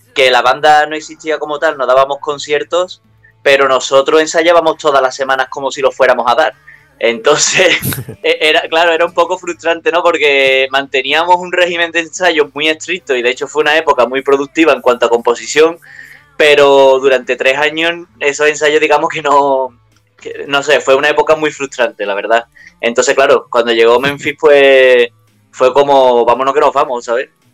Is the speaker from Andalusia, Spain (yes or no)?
yes; Utrera, Andalusia, Spain; aquí en mi pueblo, Nutrera